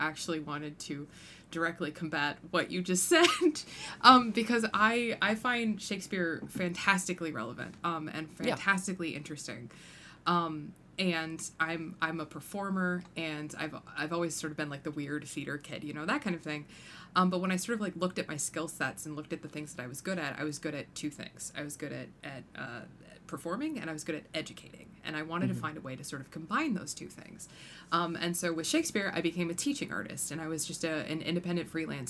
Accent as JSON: {"language": "English", "country": "United States", "tie": "born or raised there", "said": "I grew up in the Quad Cities"}